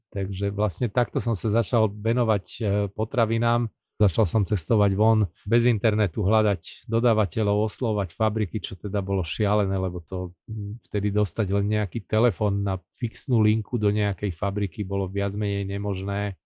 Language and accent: Slovak; Bratislava, Bratislava Region, Slovakia; moved away as an adult; also born or lived in Rome, Italy / Edmonton, Canada / Vancouver, Canada; ja som chlapec z Bratislavy, z Poštovej ulice